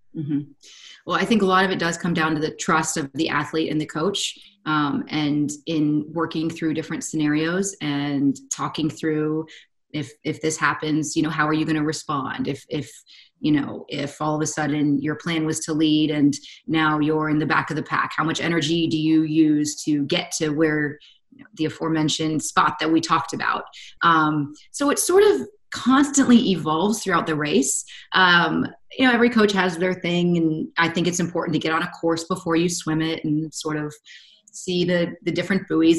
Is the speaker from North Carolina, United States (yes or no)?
yes; North Carolina, United States; moved away as an adult; also born or lived in Southern California; I've been born and raised in North Carolina.